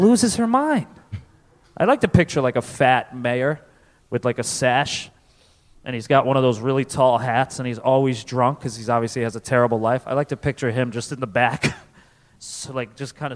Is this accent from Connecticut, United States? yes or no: yes; Connecticut, United States; I grew up in Connecticut